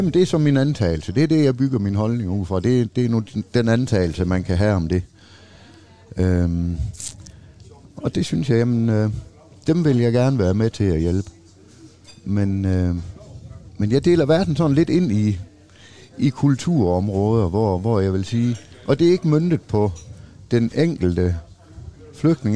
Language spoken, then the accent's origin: Danish; Denmark